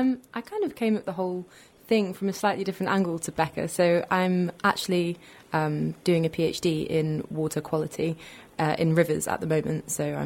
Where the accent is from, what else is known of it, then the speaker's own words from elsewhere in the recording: near Llanberis, North Wales, United Kingdom; now in Bristol, United Kingdom; I've swam outdoors my whole life. I grew up in North Wales near Llanberis, so the Llyn Padarn was my main kind of swimming spot